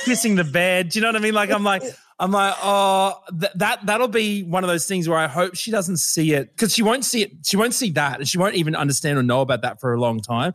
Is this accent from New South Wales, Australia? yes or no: no; Brisbane, Queensland, Australia; I'm from Brisbane